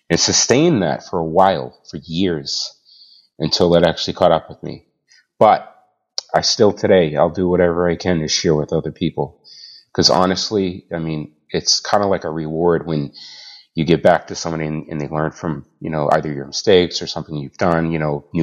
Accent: Boston, Massachusetts, United States; also born or lived in Canada / Australia / West Coast; now in Manchester, United States; I'm originally from Boston. I now live in Manchester, New Hampshire, but moved down to New Hampshire from Canada. And before that, I was in Australia. And before that, I was in the States on the West Coast and moved all the way across the country.

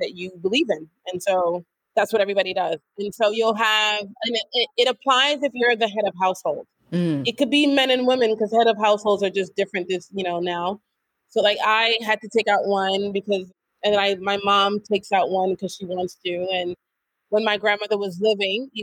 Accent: New York, United States; moved away as an adult; now in Senegal; born and raised in New York, haven't known anything else other than New York

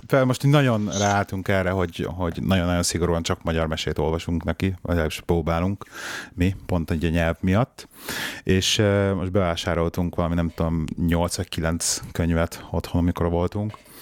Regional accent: Budapest, Hungary; én meg ugye ilyen belvárosi bérházban nőttem föl

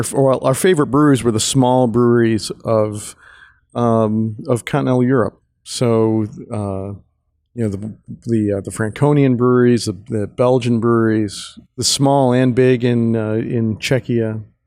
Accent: Chicago, Illinois, United States; also born or lived in Munich; we're both from Chicago

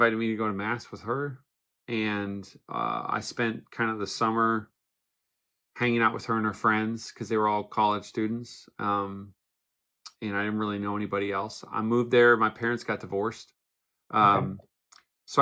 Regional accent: Newfoundland and Labrador, Canada; moved away as an adult; now in Phoenix, United States; I grew up in Newfoundland, Canada. I lived there for 20 years.

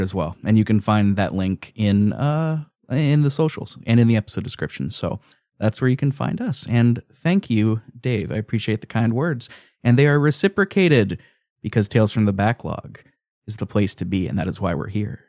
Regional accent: United States; I'm an American

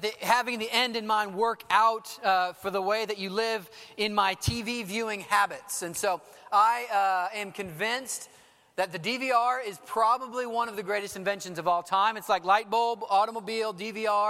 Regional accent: Dallas, Texas, United States; I'm from Dallas

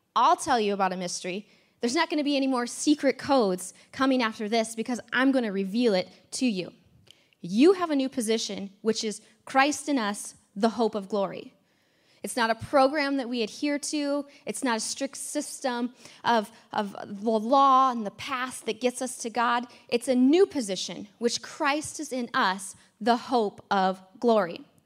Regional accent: United States; America is in me and I'm an American

